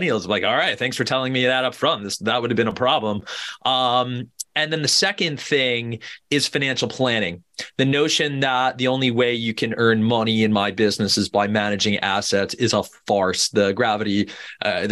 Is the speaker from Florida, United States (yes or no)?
yes; Boca Raton, Florida, United States; moved away; I grew up in Boca Raton, Florida, you know, otherwise known as God's waiting room